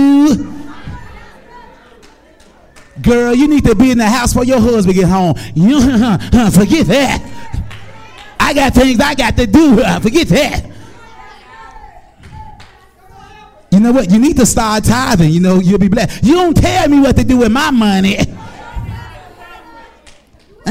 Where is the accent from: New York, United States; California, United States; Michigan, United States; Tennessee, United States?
Tennessee, United States; Memphis; I grew up in Orange Mound